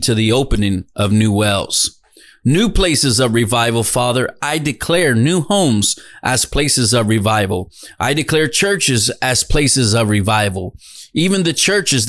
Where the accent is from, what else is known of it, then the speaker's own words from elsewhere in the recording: Dallas, Texas, United States; moved away as an adult; now in Edinburg, United States; I was in Dallas, Texas. That was my hometown. That was where I was born and raised.